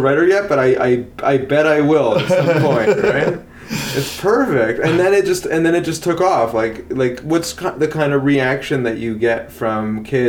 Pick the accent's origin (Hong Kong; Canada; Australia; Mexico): Canada; I say that as the Canadian